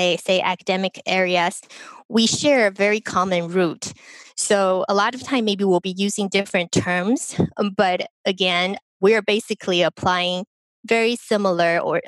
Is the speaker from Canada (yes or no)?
no; Taiwan; moved away as an adult; now in United States; I was born in Taiwan. I came to the United States for school